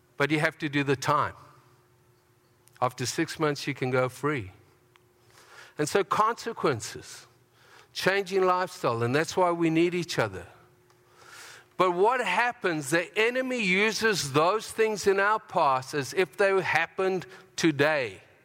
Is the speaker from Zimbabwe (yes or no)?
yes; Harare, Zimbabwe; now in Canada; I was born in Zimbabwe